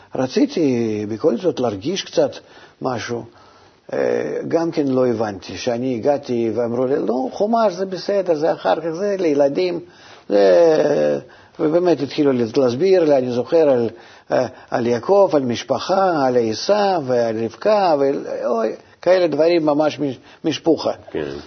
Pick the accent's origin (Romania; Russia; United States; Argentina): Russia; moved away as an adult; now in Israel; גם ברוסיה, אתה מבין? מאיפה שבאתי